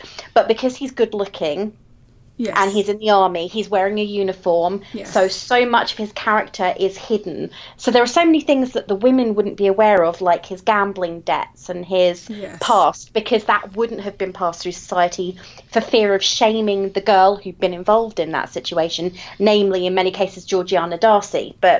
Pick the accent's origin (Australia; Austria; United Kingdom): United Kingdom; England; I'm English, therefore this is all we read.